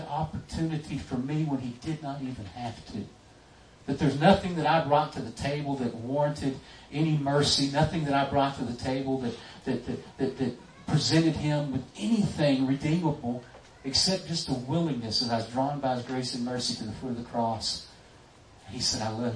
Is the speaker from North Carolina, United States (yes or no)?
no; Texas, United States; I was raised in Texas